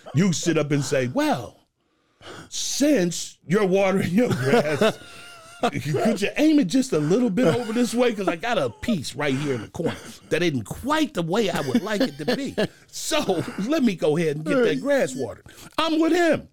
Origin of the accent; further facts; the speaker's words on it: Cincinnati, Ohio, United States; I grew up in Ohio